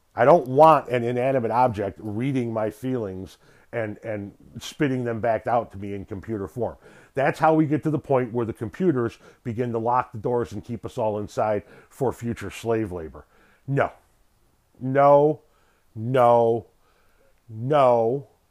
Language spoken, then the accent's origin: English; Illinois, United States; from my home state of Illinois. And actually not too far away from where I live.